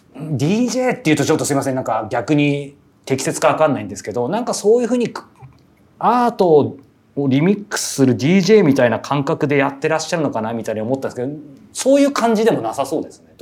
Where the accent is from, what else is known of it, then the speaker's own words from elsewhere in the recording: Yokohama, Kanagawa, Japan; 地元 が横浜なんで